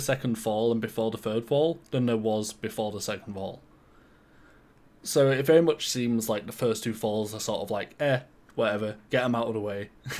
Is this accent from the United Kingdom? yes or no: yes; United Kingdom; I'm British.